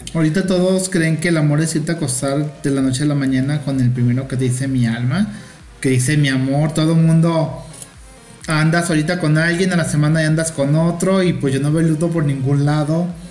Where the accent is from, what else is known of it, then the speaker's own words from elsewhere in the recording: Mexico; soy mexicana